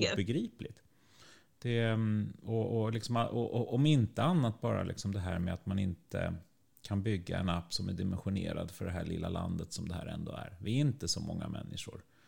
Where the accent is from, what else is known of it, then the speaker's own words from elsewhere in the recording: Sweden; vi som svenskar